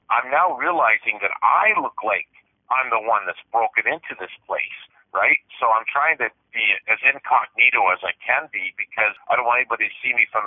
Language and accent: English; Canada; I'm a Canadian truck driver